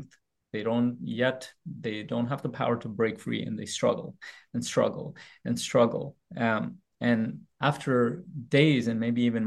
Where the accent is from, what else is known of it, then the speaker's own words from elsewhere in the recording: Afghanistan; moved away; also born or lived in Pakistan; I was born in Afghanistan. I lived a part of my life in Pakistan